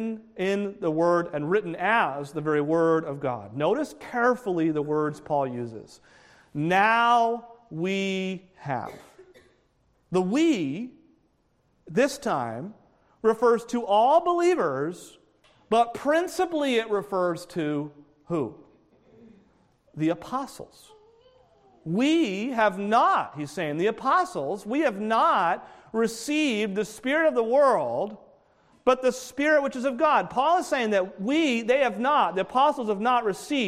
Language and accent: English; New Hampshire, United States; I grew up in New Hampshire